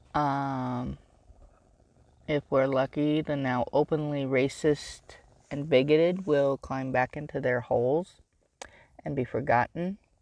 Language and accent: English; California, United States; I grew up in California